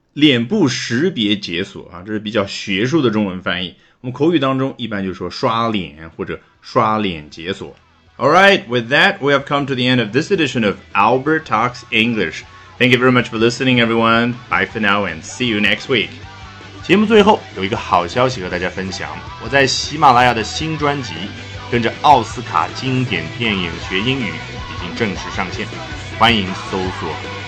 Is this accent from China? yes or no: yes; China; 我们中国人叫橄榄球